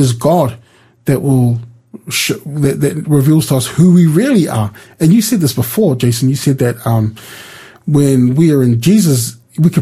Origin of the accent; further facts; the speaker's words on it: New Zealand; I was born in New Zealand.